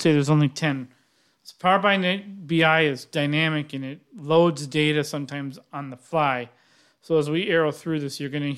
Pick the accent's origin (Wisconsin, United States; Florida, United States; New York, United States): Wisconsin, United States; I'm from Wisconsin.